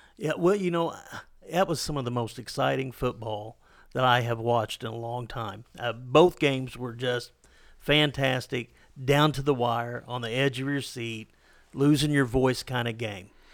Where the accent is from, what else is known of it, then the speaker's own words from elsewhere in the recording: Ozark Hills, Missouri, United States; I grew up in those Arc Hills